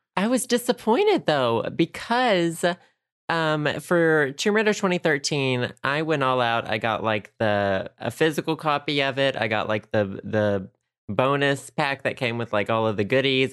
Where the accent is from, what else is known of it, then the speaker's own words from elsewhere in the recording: United States; I'm an American.